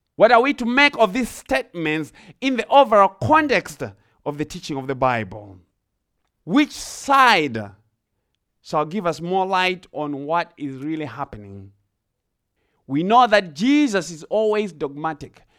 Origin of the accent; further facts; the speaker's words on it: Zimbabwe; now in Ohio, United States; I grew up in Zimbabwe. I, I'm from Zimbabwe. I grew up in the rural areas in Zimbabwe